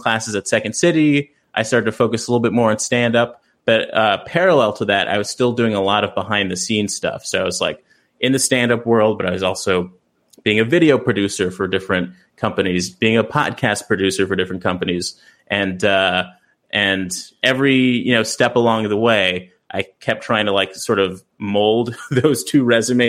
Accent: Los Angeles, California, United States; I grew up in South Central

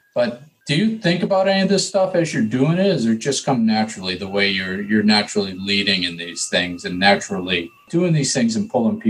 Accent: New England, United States; But, you know, I'm from New England.

